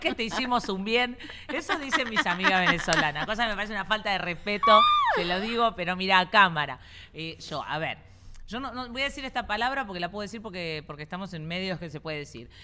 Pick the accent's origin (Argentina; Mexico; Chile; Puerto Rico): Argentina; now in Doral, United States; yo soy argentina